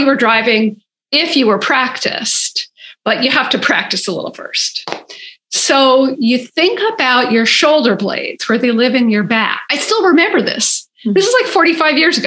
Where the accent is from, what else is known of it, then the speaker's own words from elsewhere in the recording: Berkeley, California, United States; I grew up in Berkeley